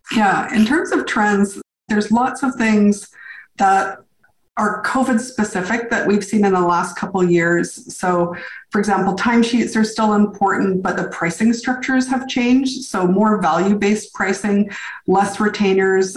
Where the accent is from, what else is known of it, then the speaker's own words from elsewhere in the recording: Victoria, British Columbia, Canada; moved away as an adult; also born or lived in New York City; I came back to my hometown, which is Victoria, BC, far west coast of Canada